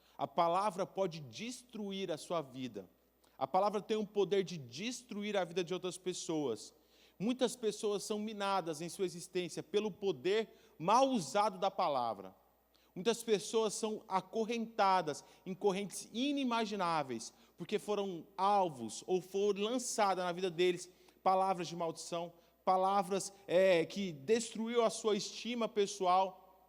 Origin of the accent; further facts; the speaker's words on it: Goiânia, Goiás, Brazil; now in Blumenau, Brazil; eu sou de Goiânia